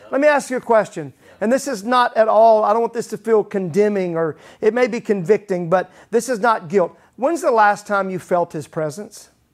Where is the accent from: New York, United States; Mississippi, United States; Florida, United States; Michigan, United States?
Mississippi, United States; growing up in Mississippi, they used to call my dad Pastor Ragsdale